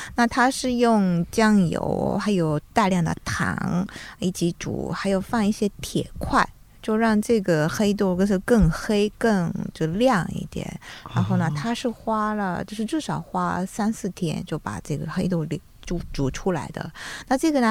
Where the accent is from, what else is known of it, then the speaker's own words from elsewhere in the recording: Japan; Chinese is a second language; moved away; 我们日本人